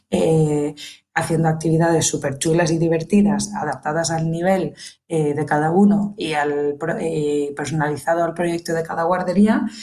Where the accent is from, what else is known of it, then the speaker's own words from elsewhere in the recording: England, United Kingdom; first language English; Spanish is a second language; now in Valencia, Spain; Y yo soy inglesa nativa, nací en Inglaterra, eh, reside ahí aún mis padres, mi hermano, mi familia íntima, y vine aquí a España, concretamente a Valencia, hace unos 14, casi 15 años ya.